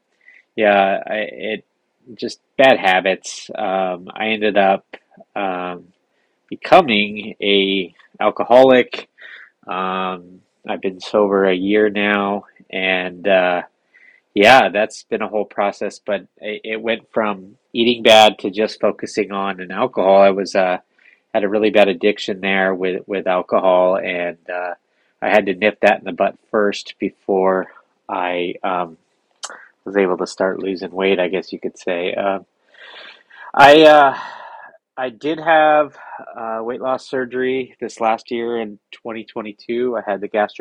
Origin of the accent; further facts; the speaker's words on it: San Diego, California, United States; I grew up here in San Diego, grew up surfing